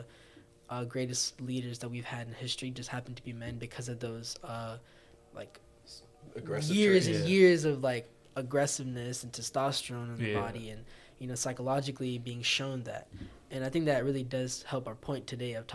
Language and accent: English; Morrow, Georgia, United States; I grew up in Clay County, which is predominantly black